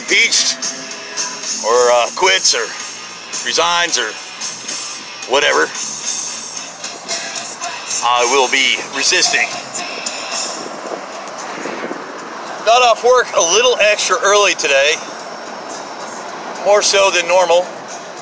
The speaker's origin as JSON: {"language": "English", "country": "United States", "said": "I'm an American."}